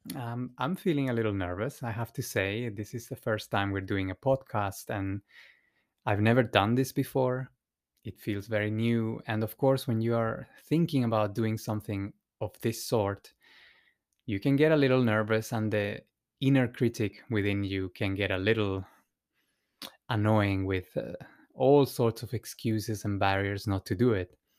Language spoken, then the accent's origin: English; Santiago, Santiago Metropolitan Region, Chile; moved away; I was born in Chile, in, uh, in the capital of Santiago